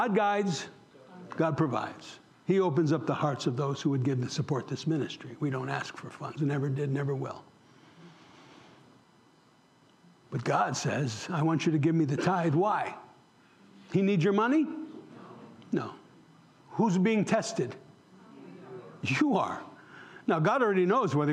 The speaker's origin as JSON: {"language": "English", "region": "New York", "country": "United States", "moved": "as an adult", "said": "in New York, where I come from"}